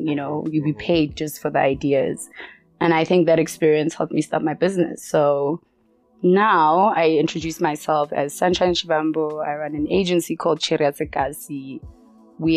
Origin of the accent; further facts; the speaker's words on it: Soweto, Gauteng, South Africa; So I grew up in a small neighborhood in Soweto.